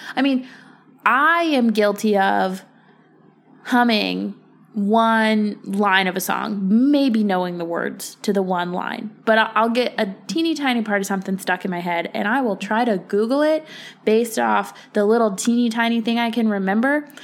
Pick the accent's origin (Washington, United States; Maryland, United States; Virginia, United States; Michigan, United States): Virginia, United States; moved away as an adult; I moved back to Virginia about a year and a half ago. Um, I grew up in Virginia. I was born and raised.